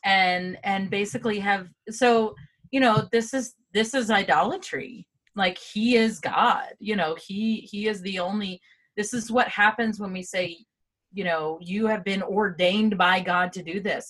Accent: United States; Derek and I said yes

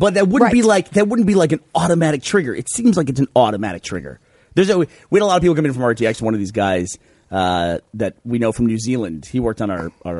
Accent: United States; as an American dude traveling internationally

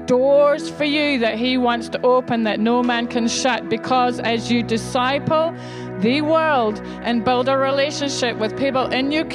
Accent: Scotland, United Kingdom; I'm Scottish

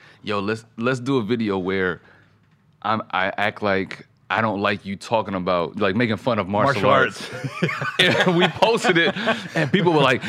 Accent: Fayetteville, North Carolina, United States; also born or lived in Germany; I grew up in Germany through the military. North Carolina and Germany. So Fort Bragg, Fayetteville. That's where my dad was stationed.

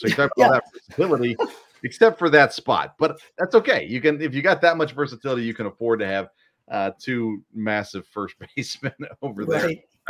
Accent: Middle Tennessee, United States; also born or lived in Watertown, Wisconsin; I grew up in Middle Tennessee

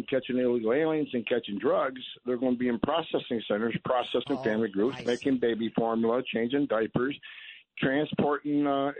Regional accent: Carthage, New York, United States; I was born in Carthage

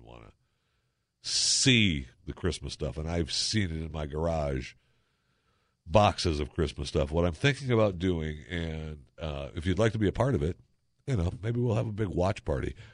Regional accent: Michigan, United States; moved away; I grew up in Michigan, so you swam only in the summertime

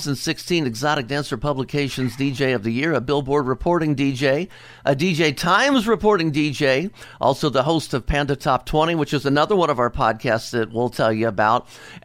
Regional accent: Cincinnati, Ohio, United States; I am from Cincinnati, Ohio

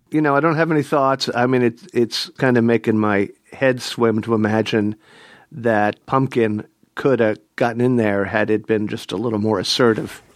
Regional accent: Philadelphia, Pennsylvania, United States; growing up in Philadelphia

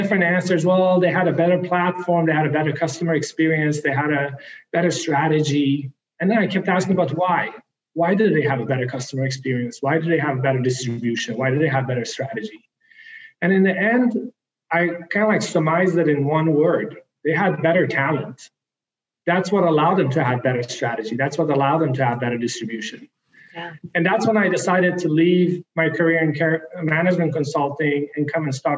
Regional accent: the most northern city in Sweden, Norrbotten County, Sweden; born or raised there; also born or lived in Iran

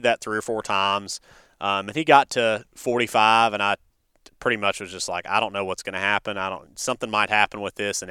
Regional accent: North Carolina, United States; now in Alabama, United States; I'm originally from North Carolina, and we have a farm there

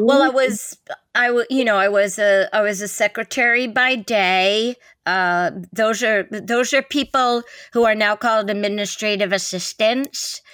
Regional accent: New York City, New York, United States; we came in from Brooklyn

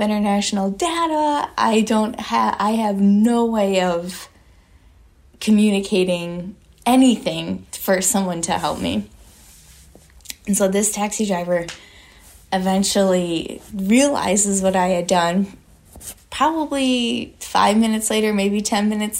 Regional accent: Michigan, United States; moved away; also born or lived in Florida; I'm originally from Michigan

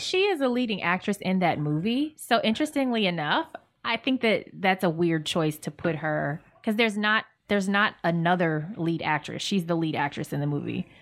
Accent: Virginia, United States; we're from Virginia

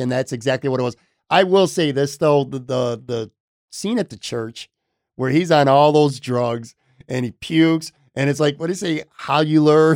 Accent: Buffalo, New York, United States; moved away as an adult; also born or lived in Florida; I'm from Buffalo, born and raised in Buffalo, lived five years, obviously, in Florida, just came back a handful of months ago

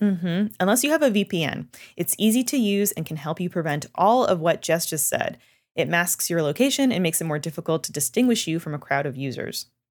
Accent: Canada; moved away; I am from Canada.

